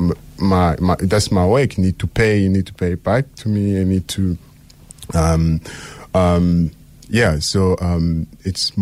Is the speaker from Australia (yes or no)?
no; Likasi, Haut-Katanga, DR Congo; now in Cape Town, South Africa; I'm from DRC in a very small town called Likasi. So it's on the south of the country.